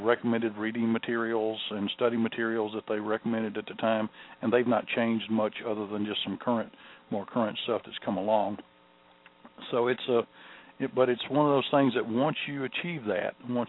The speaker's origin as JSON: {"language": "English", "region": "Mississippi", "country": "United States", "tie": "born or raised there", "said": "My home state of Mississippi"}